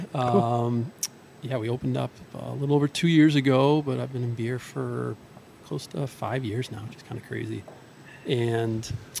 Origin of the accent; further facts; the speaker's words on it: Scituate, Massachusetts, United States; also born or lived in Seattle / Boston; So I'm from Scituate, grew up here.